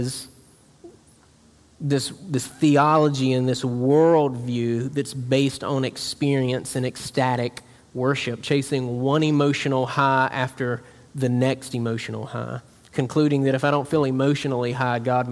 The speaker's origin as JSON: {"language": "English", "region": "South Georgia", "country": "United States", "tie": "born or raised there", "moved": "yes", "said": "Where I'm from in South Georgia, like, it's like a capital Bible Belt."}